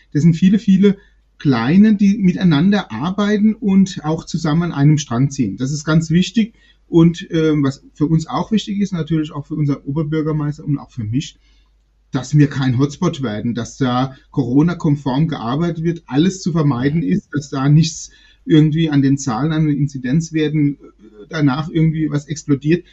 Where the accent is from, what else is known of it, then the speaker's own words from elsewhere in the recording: Worms, Rhineland-Palatinate, Germany; Ich bin auf der Fischerwelt groß geworden, bin dort geboren.